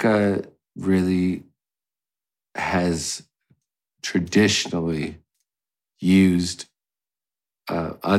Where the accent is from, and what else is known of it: United States